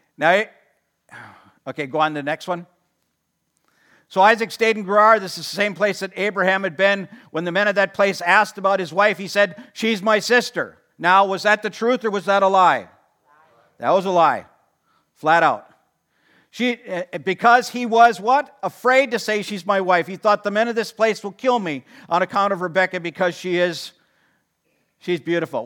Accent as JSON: {"language": "English", "town": "Watertown", "region": "Wisconsin", "country": "United States", "tie": "born or raised there", "said": "I grew up in Watertown"}